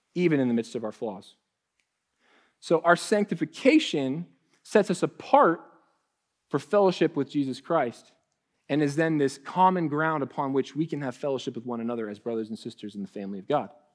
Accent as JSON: {"language": "English", "region": "Ohio", "country": "United States", "moved": "as an adult", "lives_now": "Texas, United States", "said": "When I first moved to Texas, um, you know, I, we're from Ohio."}